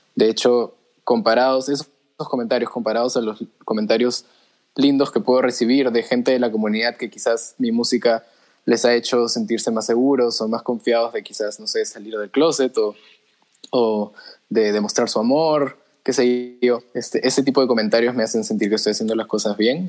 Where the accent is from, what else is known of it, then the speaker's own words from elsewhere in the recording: Peru; first language Spanish; soy peruano, nací aquí, mi, lengua materna es el español